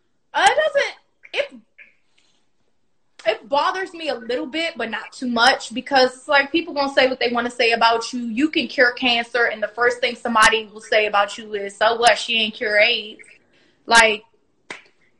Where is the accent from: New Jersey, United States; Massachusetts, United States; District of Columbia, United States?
District of Columbia, United States; Washington; Both of us were raised in Washington, D.C., in actual, the city